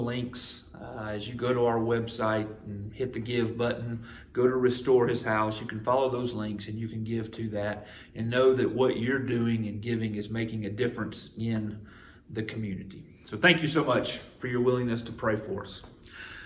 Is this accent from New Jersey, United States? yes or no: no; Jefferson, Georgia, United States; moved away; my hometown, Jefferson, Georgia